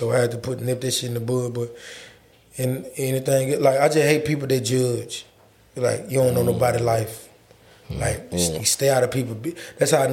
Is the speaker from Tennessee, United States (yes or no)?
yes; Memphis, Tennessee, United States; also born or lived in Louisiana; I'm from Frazier